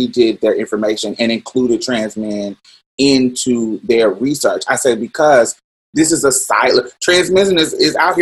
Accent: Indianapolis, Indiana, United States; growing up in Indianapolis, young in my teens

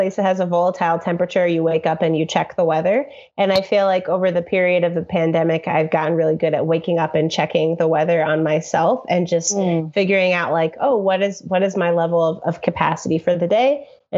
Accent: Chicago, Illinois, United States; I grew up in Chicago public schools. I attended CPS from kindergarten through 12th grade

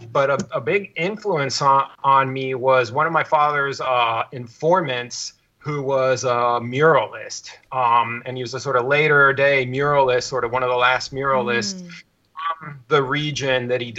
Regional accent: Veracruz, Mexico; also born or lived in Mexico City; I was born in Mexico City to scholarly parents. They were anthropologists. And I was born there and spent a little bit of time there, but I really grew up on the Gulf Coast in the state of Veracruz

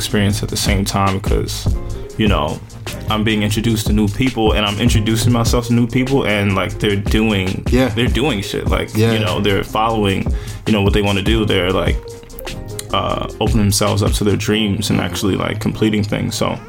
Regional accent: Paterson, New Jersey, United States; Oh, man. Paterson is as real as it gets.

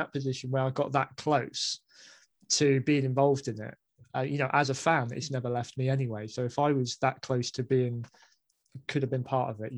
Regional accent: Basingstoke, South East England, United Kingdom; moved away as an adult; also born or lived in Staffordshire; I grew up in Basingstoke

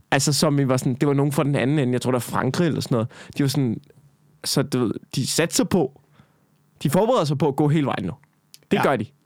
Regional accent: Central Denmark Region, Denmark; man banner ret meget på Midtjylland. Ja. I hvert fald det der område, hvor jeg voksede op i, der banner ja. man.

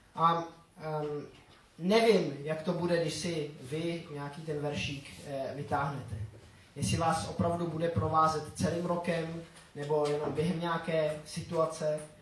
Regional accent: Grindelwald, Bern, Switzerland; first language Czech; moved away; Já jsem nevyrůstal pod Matterhornem, ale pod Eigrem. To je, eh, taková ta- jedna taky známá hora ve Švýcarsku. A, eh, tak v té naší vesnici, v Grindelwaldu

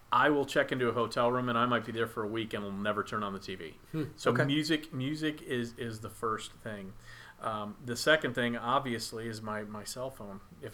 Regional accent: Texas, United States; Because I'm from Texas

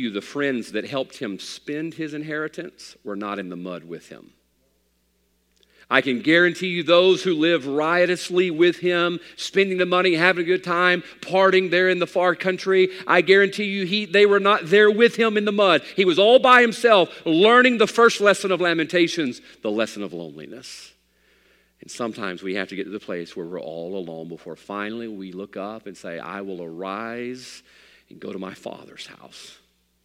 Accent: United States; I'm an American man

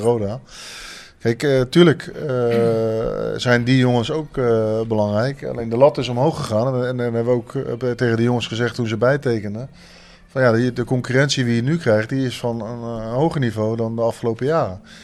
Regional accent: Leiden, South Holland, Netherlands; moved away as an adult; also born or lived in Breda; now in Maastricht, Netherlands; ik heb tot mijn twintigste in Leiden gewoond, waar ik ben opgegroeid

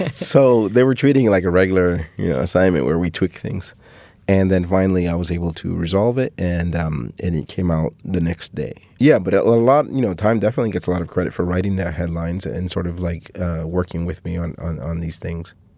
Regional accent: Cuba; born or raised there; moved away

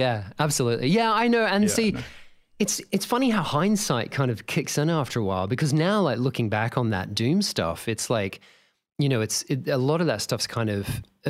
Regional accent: Australia; So we were both talking about growing up in Australia

